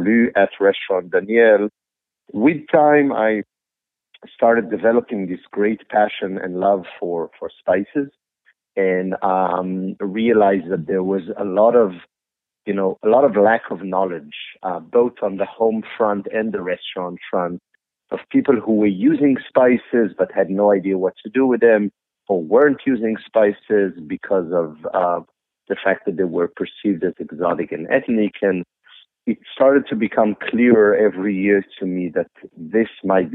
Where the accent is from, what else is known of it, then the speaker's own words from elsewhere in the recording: Israel; moved away; I grew up in Israel in the 70s in a kibbutz where the food was far from being good.